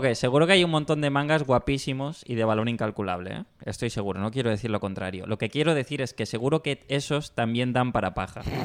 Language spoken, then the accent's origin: Spanish; Mallorca, Balearic Islands, Spain; soy de Mallorca